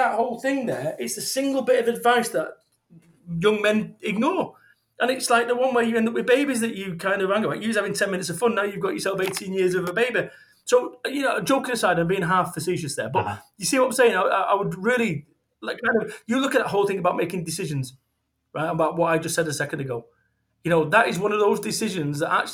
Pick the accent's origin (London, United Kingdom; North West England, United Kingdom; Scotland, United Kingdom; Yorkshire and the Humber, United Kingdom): North West England, United Kingdom; Manchester; moved away as an adult; also born or lived in Somerset; I moved away from Manchester, my home of 21 mm-hmm. years. I moved away and I moved to Somerset